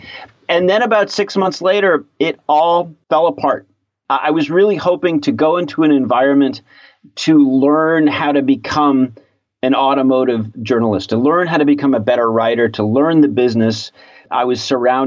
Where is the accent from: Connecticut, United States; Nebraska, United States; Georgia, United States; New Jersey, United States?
Connecticut, United States; moved away as an adult; also born or lived in Ann Arbor, Michigan; I grew up in Connecticut.